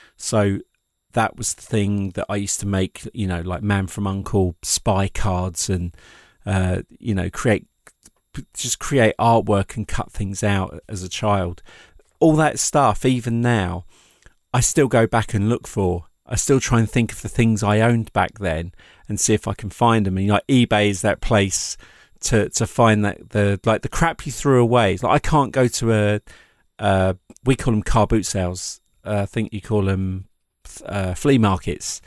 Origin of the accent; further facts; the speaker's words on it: England, United Kingdom; being an English person